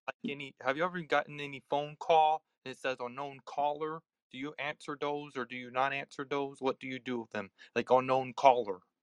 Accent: United States; I'm from the US

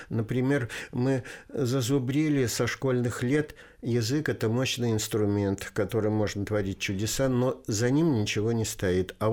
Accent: Saratov Oblast, Russia; also born or lived in Tolyatti / Kaliningrad; now in Lipetsk, Russia; Родом я из Куйбышевской области, город Ставрополь, который сейчас называется Тольятти. Потом закончил школу тоже на Волге, но уже в Саратовской области. Потом университет в Калининграде

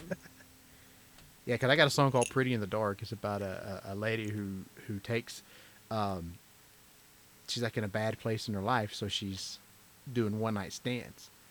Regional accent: Georgia, United States; born and raised in Georgia

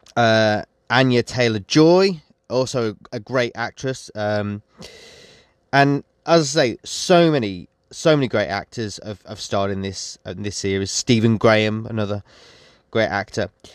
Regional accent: West Midlands, United Kingdom; I'm from the West Midlands.

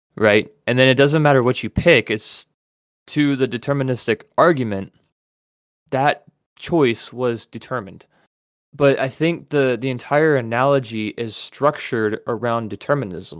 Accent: United States; as an American

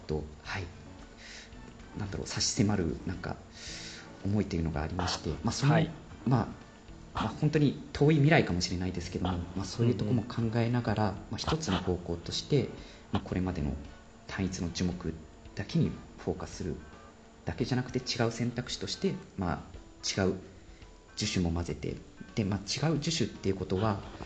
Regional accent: Sendai, Miyagi, Japan; moved away as an adult; now in Freiburg, Germany; 小さい頃、まあ、仙台出身なんですけども

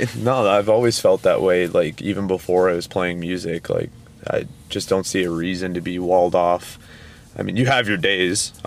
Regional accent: Toronto, Ontario, Canada; we are from Toronto, Ontario, Canada

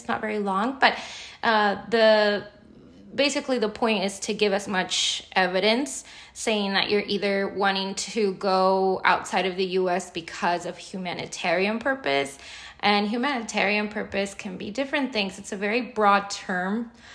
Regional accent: United States; also born or lived in Mexico; I've lived my life, my entire life here. I came here when I was 3 years old.

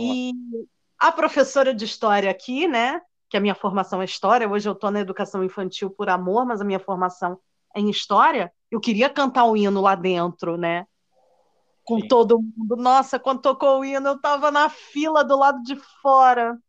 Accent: Brazil; eu sou brasileira

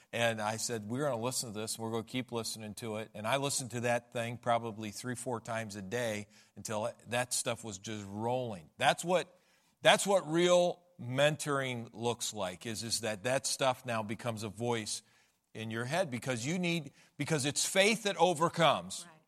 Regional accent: United States; we're American

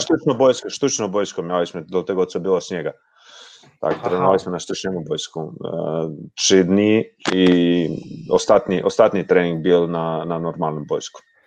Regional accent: Osijek, Osijek-Baranja County, Croatia; Polish is a second language; Ja jestem z Osieka

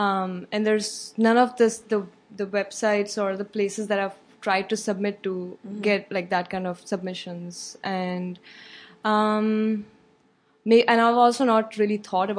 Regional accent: India; moved away as an adult; now in Chicago, United States; I'm from India. Okay. Yeah. Cool. I was born and brought up there. I came here for my master's in chemical engineering.

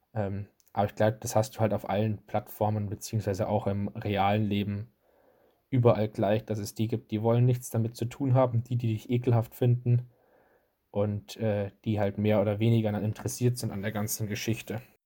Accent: Bavaria, Germany; bei uns in Bayern

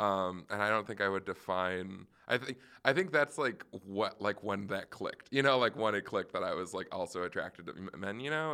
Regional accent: Roseville, Minnesota, United States; I'm from Minnesota, so I'm from, uh, like, Roseville, which is right outside of the Twin Cities

